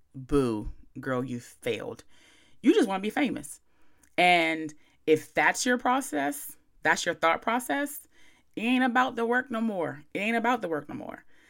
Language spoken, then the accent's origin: English; Chestertown, Maryland, United States; moved away as an adult; also born or lived in Baltimore / New York; I'm from Chestertown, Maryland